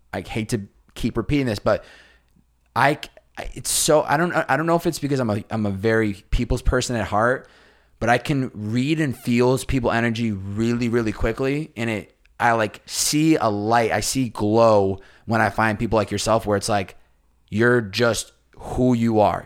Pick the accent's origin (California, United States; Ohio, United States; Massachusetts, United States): Massachusetts, United States; I grew up in Massachusetts